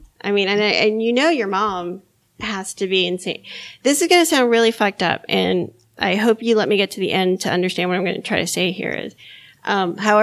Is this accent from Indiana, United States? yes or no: no; Miami, Florida, United States; now in North Carolina, United States; I grew up in Miami